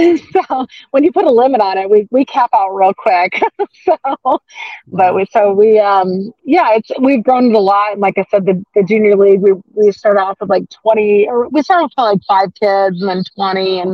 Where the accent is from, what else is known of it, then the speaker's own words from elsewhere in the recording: Phoenix, Arizona, United States; moved away as an adult; also born or lived in Utah; now in Sandy, Utah, United States; I'm a Phoenix native, I should say. I grew up in Arizona